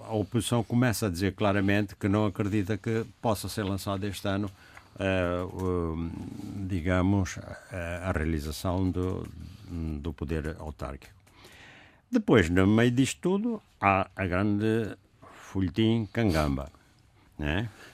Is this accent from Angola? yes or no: yes; Angola; moved away; sobre lá a minha terra